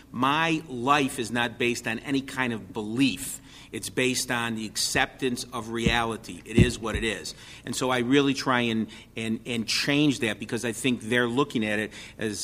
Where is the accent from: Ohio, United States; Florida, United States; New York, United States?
New York, United States; You don't have the proof for it, forget it. I'm from New York.